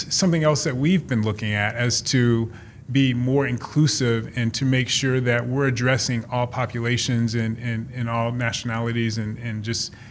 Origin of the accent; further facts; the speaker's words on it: Mississippi, United States; I'm from Mississippi